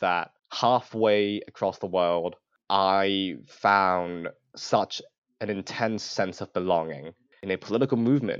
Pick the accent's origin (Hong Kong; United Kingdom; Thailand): Hong Kong; moved away; I am not an American citizen. I am born and raised in Hong Kong.